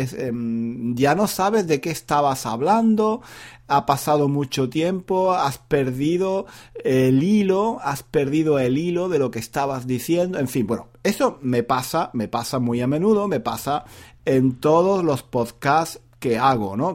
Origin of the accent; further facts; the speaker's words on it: Granada, Andalusia, Spain; moved away; en Granada, por ejemplo, que es mi ciudad natal